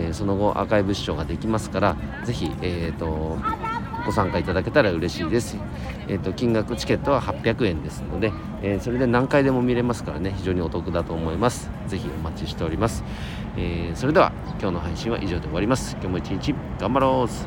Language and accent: Japanese; Nagano, Japan; 地元長野